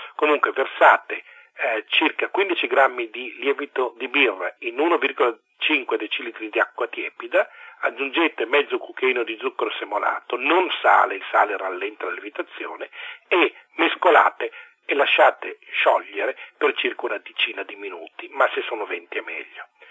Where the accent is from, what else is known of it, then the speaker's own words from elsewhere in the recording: Italy; also born or lived in Lombardy / Piedmont; io sono lombardo piemontese